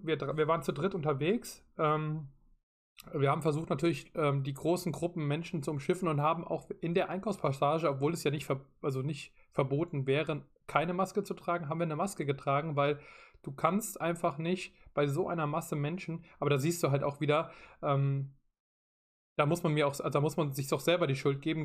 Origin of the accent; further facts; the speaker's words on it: Rhineland-Palatinate, Germany; ich komme aus Rheinland-Pfalz